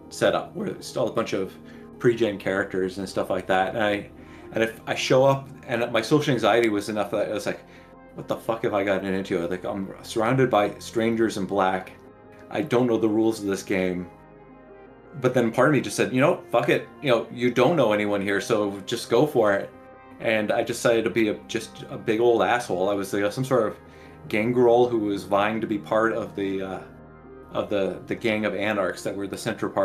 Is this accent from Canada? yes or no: no; San Diego, California, United States; I grew up in San Diego, so I was able to go home on weekends.